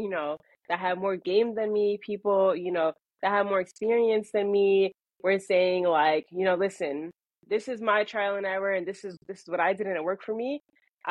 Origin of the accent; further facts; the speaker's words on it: New York City, New York, United States; growing up, I'm from Queens. So I rep Queens.